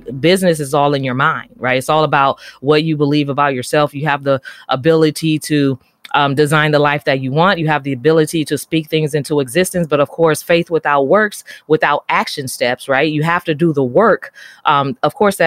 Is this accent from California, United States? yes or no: yes; San Francisco, California, United States; I grew up in San Francisco in the urban community.